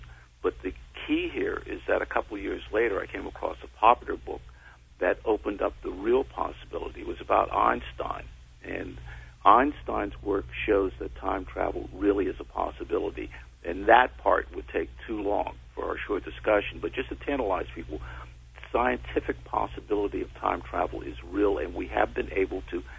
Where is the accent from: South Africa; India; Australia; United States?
United States; New York City, New York; I grew up in the Bronx, New York.